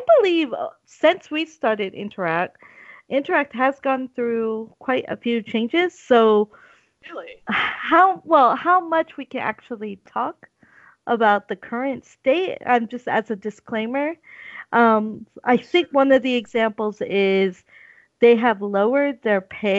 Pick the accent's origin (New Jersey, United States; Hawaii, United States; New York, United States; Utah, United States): Hawaii, United States; I'm the friend from Hawaii